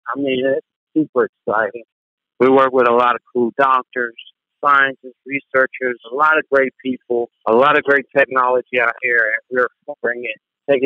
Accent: Tyler, Texas, United States; I'm from Tyler, same high school

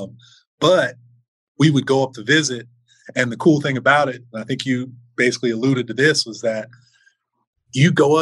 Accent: Fort Lauderdale, Florida, United States; I grew up in South Florida. I grew up in Fort Lauderdale

